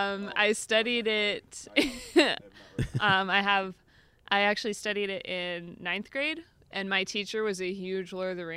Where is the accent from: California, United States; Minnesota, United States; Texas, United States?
Minnesota, United States; I'm from Minnesota.